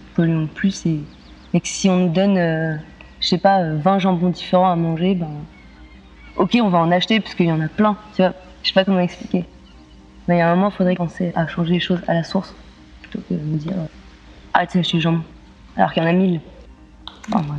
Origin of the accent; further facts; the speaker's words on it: Lozère, Occitania, France; moved away; Je viens de Lozère